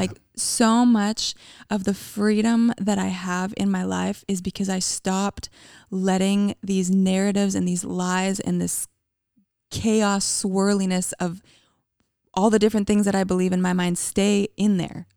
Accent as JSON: {"language": "English", "town": "Calgary", "region": "Alberta", "country": "Canada", "tie": "born or raised there", "moved": "as an adult", "lives_now": "United States", "said": "I'm from Canada. I grew up in a city called Calgary, Alberta"}